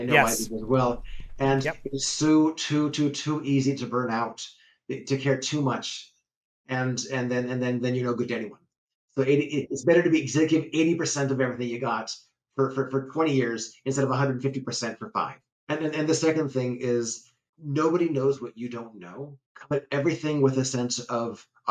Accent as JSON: {"language": "English", "town": "Cupertino", "region": "California", "country": "United States", "tie": "born or raised there", "said": "I was raised in California, in Cupertino"}